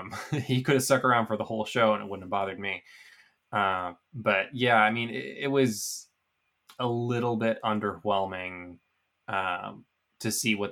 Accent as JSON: {"language": "English", "town": "Boston", "region": "Massachusetts", "country": "United States", "said": "I'm from Boston."}